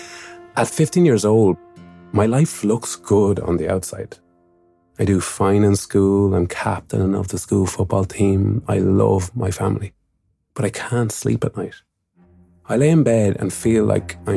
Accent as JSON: {"language": "English", "town": "Mullingar", "region": "Leinster", "country": "Ireland", "tie": "born or raised there", "said": "my hometown of Mullingar"}